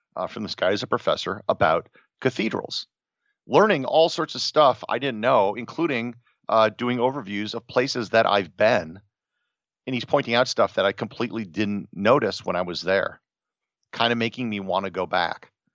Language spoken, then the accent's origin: English; Wisconsin, United States; grew up in Wisconsin, never really traveled that much